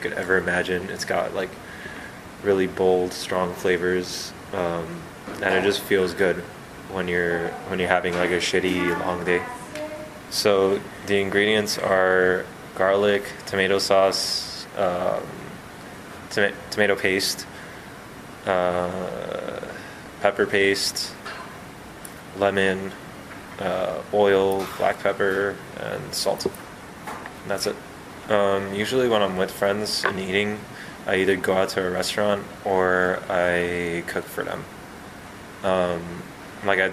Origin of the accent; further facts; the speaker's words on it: Los Angeles, California, United States; moved away as an adult; now in Columbia, United States; I'm from Los Angeles